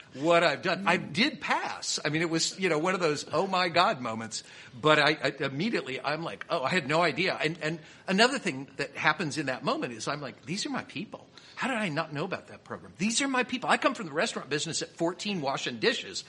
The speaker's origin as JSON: {"language": "English", "town": "Kansas City", "region": "Missouri", "country": "United States", "said": "I'm from Kansas City."}